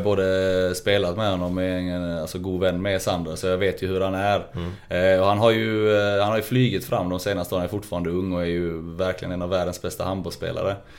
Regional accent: Lund, Skåne, Sweden; accent: Rikssvenska; moved away; där växte vi upp eh, på Gunnesbo, mina första 15 år

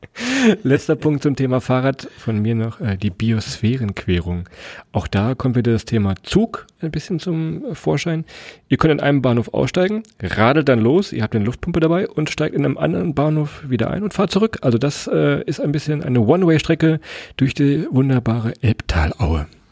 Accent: Lower Saxony, Germany; wir kommen ja aus Niedersachsen und kennen Niedersachsen vor allem auch

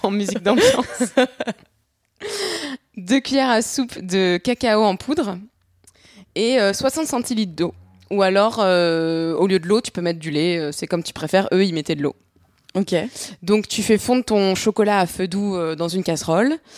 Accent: France

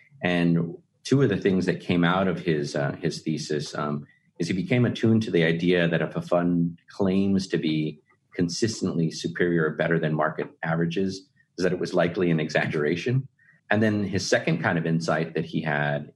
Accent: Texas, United States; Texans tend to be really proud of being from Texas, as am I.

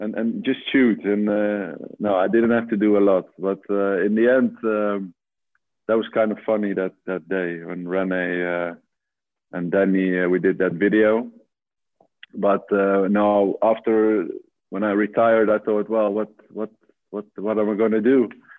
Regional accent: Netherlands; born in a little village here, and actually 5 miles from where I live now

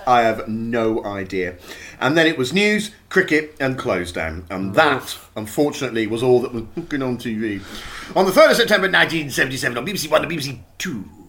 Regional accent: Dartmoor, South West England, United Kingdom; I grew up on Dartmoor

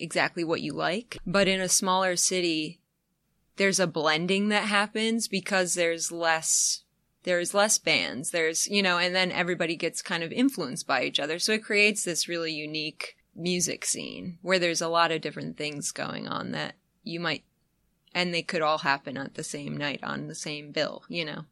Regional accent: upstate New York, United States; moved away; also born or lived in the South (Athens, Georgia area); I'm actually from upstate New York

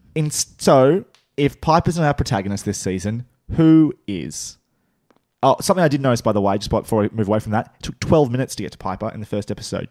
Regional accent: Australia; accent: Australian; our, our accents.

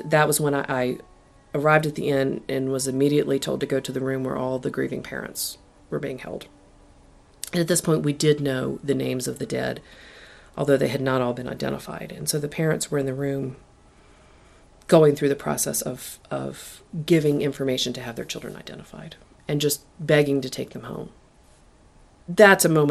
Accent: Blacksburg, Virginia, United States; I was born in Blacksburg, one of the few people here who is considered a native.

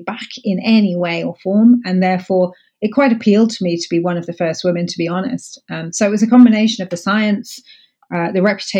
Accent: Buckinghamshire, South East England, United Kingdom; also born or lived in Paris, France / Scotland; I grew up actually outside London in Buckinghamshire with my family.

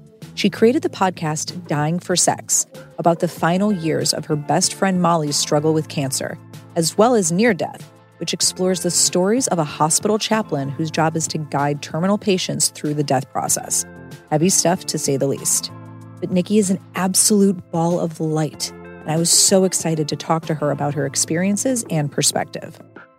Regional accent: Midwest, United States; we're both from the Midwest.

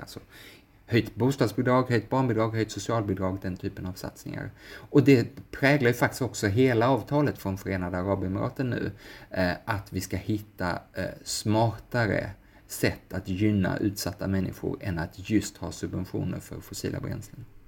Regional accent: Sweden; som svensk

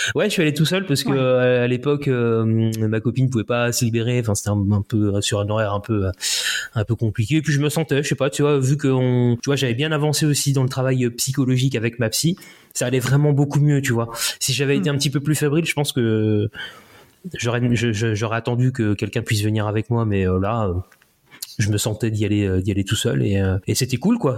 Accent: Le Mans, Pays de la Loire, France; also born or lived in Paris / Écommoy / Haiti (ancestry); now in near Nantes, France; je suis français, euh, tu vois, élevé plutôt à la Hein. Quand j'étais euh, au Mans

